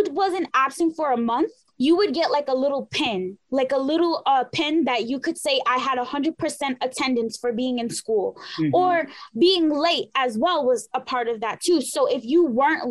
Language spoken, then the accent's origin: English; New York City, New York, United States; I grew up in Mott Haven, the South Bronx of the Bronx.